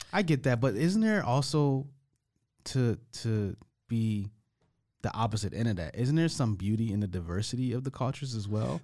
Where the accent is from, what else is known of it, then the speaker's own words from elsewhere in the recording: United States; moved away; I'm the American guy